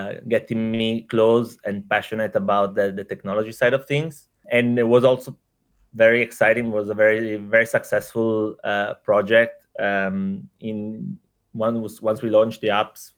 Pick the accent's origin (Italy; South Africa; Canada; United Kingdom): Italy; accent: Italian; moved away as an adult; also born or lived in Indonesia / Thailand; as you can hear from the accent, I'm from Italy, but I've been working pretty much all my professional life in Asia